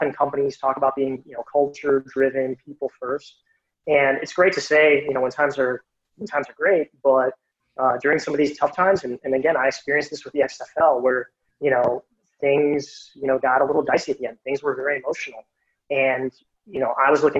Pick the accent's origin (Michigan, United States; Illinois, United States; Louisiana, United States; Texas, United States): Illinois, United States; Chicago; I'm from Chicago and actually grew up on the southwest side of the city